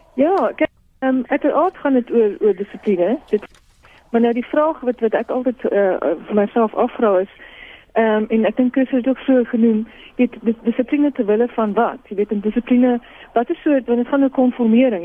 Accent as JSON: {"language": "Afrikaans", "town": "Boksburg", "region": "Gauteng", "country": "South Africa", "tie": "born or raised there", "said": "ek het groot geword in in Boksburg"}